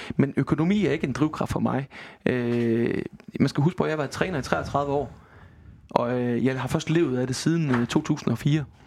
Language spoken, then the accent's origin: Danish; Denmark; Jeg er vestjyde.